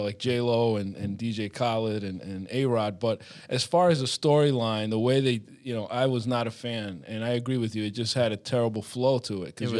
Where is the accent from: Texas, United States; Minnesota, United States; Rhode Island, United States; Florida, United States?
Rhode Island, United States; Providence; I grew up in Providence